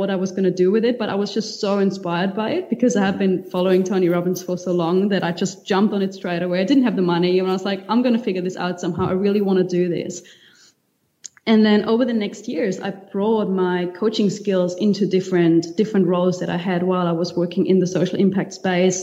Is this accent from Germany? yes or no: yes; Germany; moved away as an adult; also born or lived in Cuba / Spain / New Zealand; now in Mauritius; I grew up in Germany originally